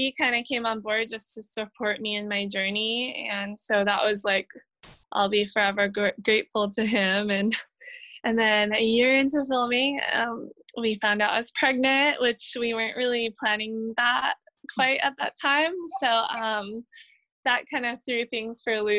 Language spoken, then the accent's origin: English; Hawaii, United States; growing up in Hawaii